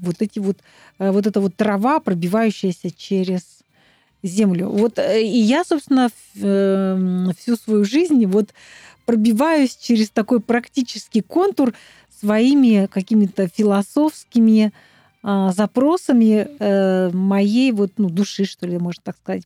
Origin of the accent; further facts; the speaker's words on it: Altai Krai, Russia; now in Moscow, Russia; я с Алтая